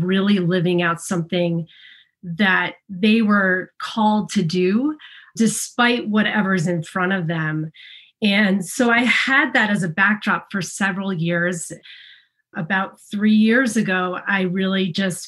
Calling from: Ridgewood, New Jersey, United States; I'm calling in from Ridgewood, New Jersey, which has been home for a while

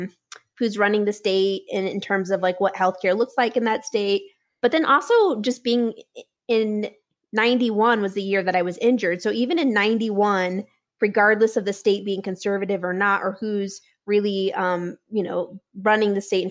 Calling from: Denver, Colorado, United States; I'm calling in from Denver, Colorado

